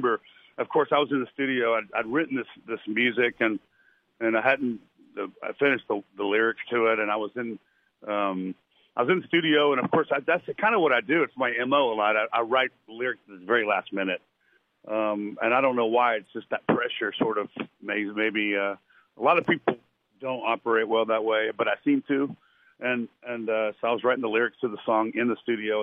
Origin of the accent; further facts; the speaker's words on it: Lynchburg, Virginia, United States; moved away; the James River goes right through my hometown, Lynchburg